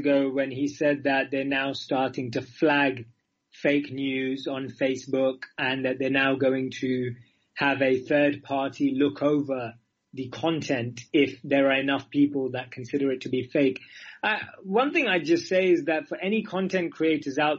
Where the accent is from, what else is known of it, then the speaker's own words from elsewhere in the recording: London, United Kingdom; moved away as an adult; also born or lived in India; now in New York, United States; I grew up in London, but my mother is from the Emirates and my father is from southern India in Mangalore.